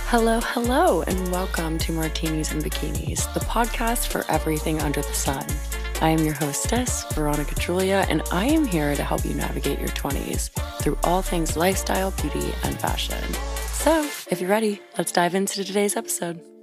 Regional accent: Louisiana, United States; moved away as an adult; now in Washington, D.C., United States; Coming from the deep south of Louisiana, I honestly never thought that I would leave.

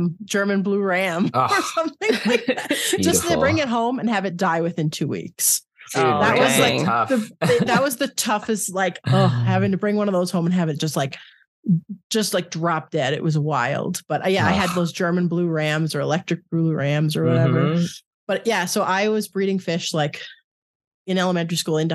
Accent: Canada; moved away; also born or lived in Ottawa; I'm originally from Canada

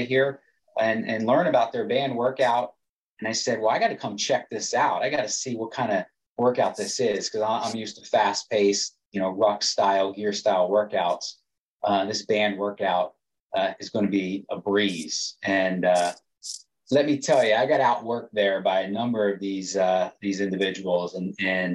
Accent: Delaware, United States; moved away; I'm from Delaware

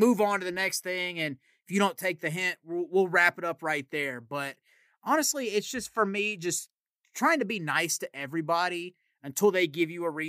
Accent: Tennessee, United States; accent: Southern; people ask me if I'm from Texas. It's never Tennessee

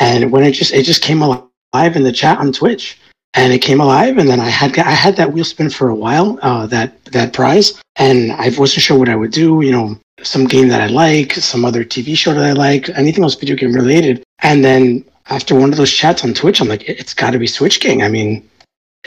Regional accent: New York, United States; I was born in New York. My family immigrated to New York many years before

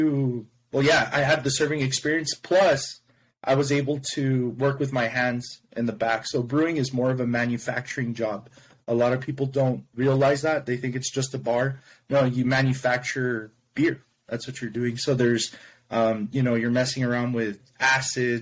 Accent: El Paso, Texas, United States; I'm from El Paso, Texas. I live in El Paso, Texas.

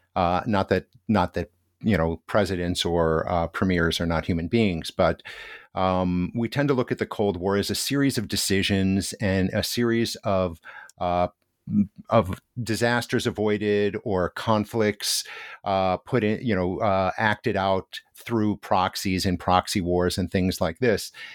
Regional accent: United States; moved away as an adult; now in Hiroshima, Japan; as an American

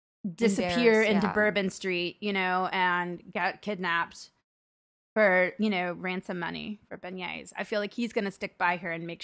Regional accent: Arkansas, United States; accent: Arkansas; my Arkansas accent.

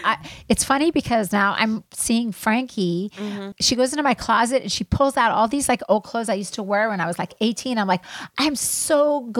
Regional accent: Israel; moved away; I was born and raised in Israel.

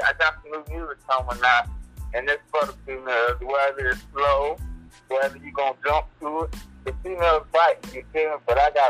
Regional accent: South Carolina, United States; also born or lived in Batesburg-Leesville, South Carolina; from a small town, Batesburg, South Carolina. No, it's Batesburg, Leesville, but I grew up in Rich Plains, so I'm kind of from Soup Town.

